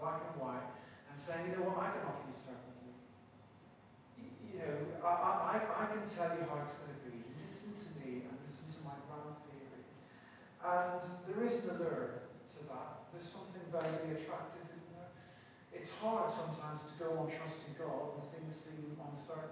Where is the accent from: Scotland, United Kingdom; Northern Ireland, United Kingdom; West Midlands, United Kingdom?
Northern Ireland, United Kingdom; Belfast; When I was growing up in Belfast, I used to go to this place called the Faith Christian Bookshop.